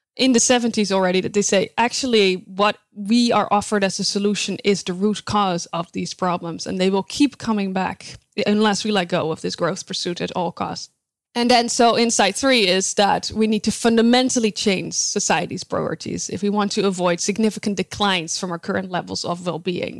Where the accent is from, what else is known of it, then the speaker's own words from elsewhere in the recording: Netherlands; moved away as an adult; now in United States; I was born and raised in the Netherlands